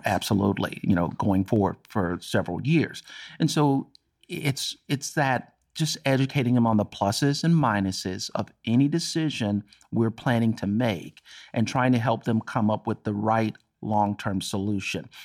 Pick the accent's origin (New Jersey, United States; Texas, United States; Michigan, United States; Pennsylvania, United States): Texas, United States; Dallas; I'm born and raised in Texas and Dallas